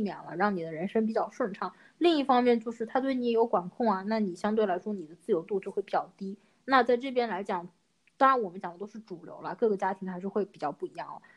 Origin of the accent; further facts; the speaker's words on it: Wuhan, Hubei, China; 其实我们家，我估计在武汉就没有什么，就是不是一个典型的武汉家庭的饮食